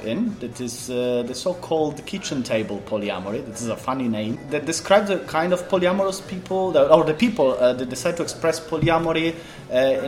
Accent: Italy; moved away as an adult; now in Poland; I'm 36. I am from Italy, but I live in Poland since 10 years

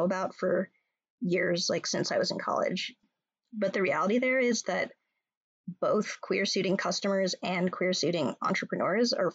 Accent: California, United States; moved away as an adult; now in Minnesota, United States; I'm from California and I have a lot of ties to New York, but I've been a Midwestern, proudly Minnesotan queer for just shy of a decade now.

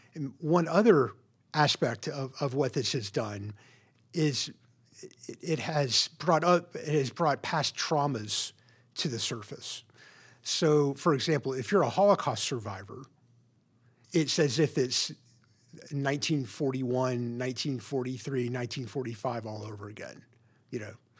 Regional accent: Memphis, Tennessee, United States; now in Portland, United States; I grew up in Memphis, Tennessee, in a, a pretty typical suburban home

